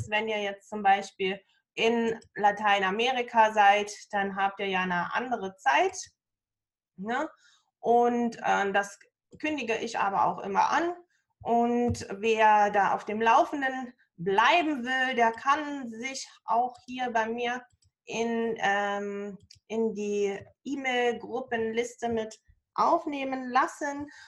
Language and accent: German; Germany; ich komme natürlich aus Deutschland